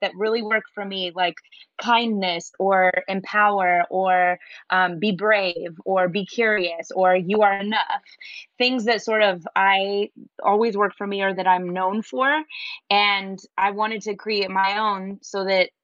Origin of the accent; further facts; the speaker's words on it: Denver, Colorado, United States; I'm from Denver, Colorado, so it's dry climate. We didn't have fireflies growing up